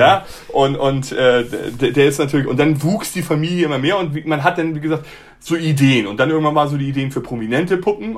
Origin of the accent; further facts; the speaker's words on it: Hamburg, Germany; moved away as an adult; also born or lived in Munich; Ich bin gebürtiger Hamburger